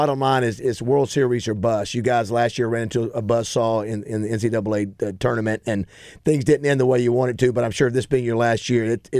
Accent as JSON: {"language": "English", "town": "Panama City", "region": "Florida", "country": "United States", "moved": "yes"}